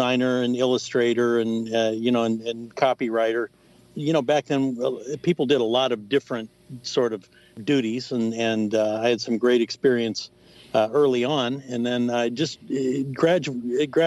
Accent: Indianapolis, Indiana, United States; moved away as an adult; also born or lived in Wisconsin; now in Florida, United States; I'm a Hoosier. I grew up in Indianapolis, Indiana

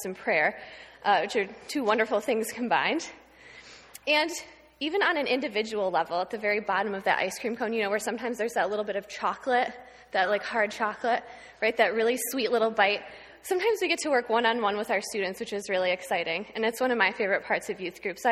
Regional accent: Houghton, New York, United States; I grew up in Houghton, just down the street. I went to Fillmore Central School from kindergarten through 12th grade.

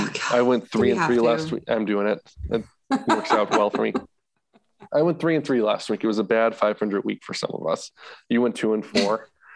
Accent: Western Massachusetts, United States; moved away; I grew up in Western Massachusetts, which means Bradley in Hartford is my main airport that I'll use to get in and out of home.

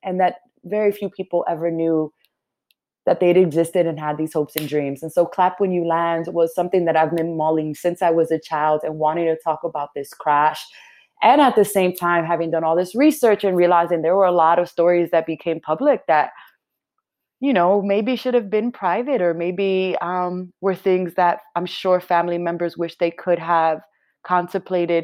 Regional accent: New York City, New York, United States; I was born and raised in New York City

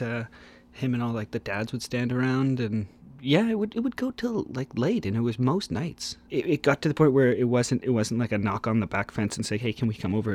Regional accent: Oakville, Ontario, Canada; I grew up in Oakville, Ontario, just outside of Toronto

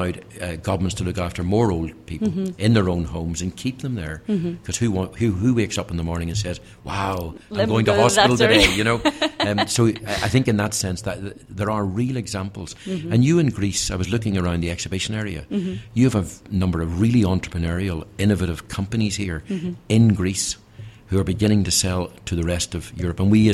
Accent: Northern Ireland, United Kingdom; my home country of Northern Ireland

